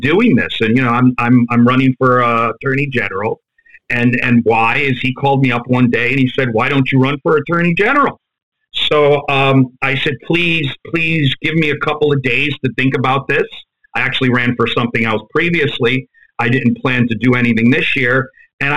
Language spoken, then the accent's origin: English; New York City, New York, United States; moved away; also born or lived in Fairfield, Connecticut / West Haven, Connecticut / New Haven, Connecticut / South Korea; I'm from Ozone Park. I was brought up in Ozone Park. That's a part of Queens. My family moved around. We moved from that area, and we ended up going to Fairfield, Connecticut area, West Haven, New Haven, Connecticut area